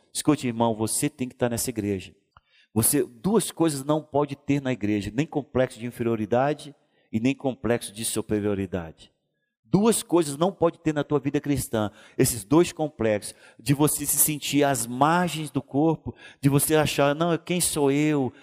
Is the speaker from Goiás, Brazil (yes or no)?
yes; Goiânia, Goiás, Brazil; depois somos cidadãos goianienses